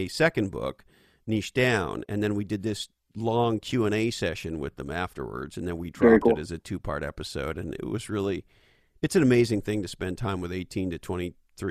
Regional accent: Montreal, Quebec, Canada; moved away as an adult; also born or lived in Silicon Valley, United States; now in United States; I was born and raised in Montreal, Canada

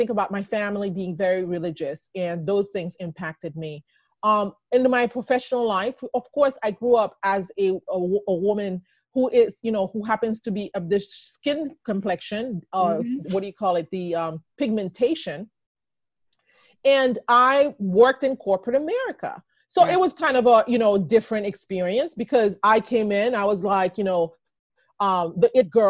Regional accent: Haiti; also born or lived in Texas / Maryland; now in United States; I came from Haiti

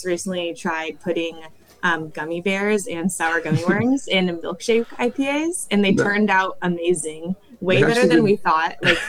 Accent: Northern California, United States; now in San Diego, United States; we're both from Northern California too.

